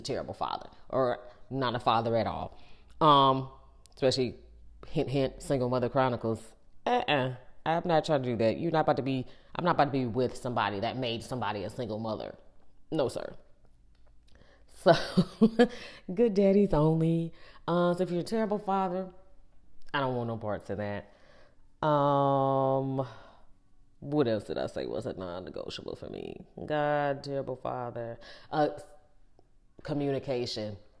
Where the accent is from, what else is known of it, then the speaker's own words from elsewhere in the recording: Ohio, United States; now in North Carolina, United States; we grew up in Ohio.